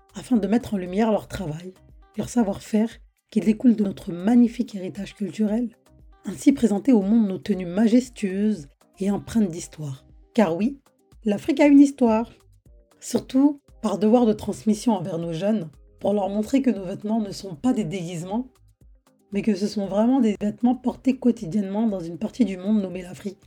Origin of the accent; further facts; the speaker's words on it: France; Je suis née et j'ai grandi en France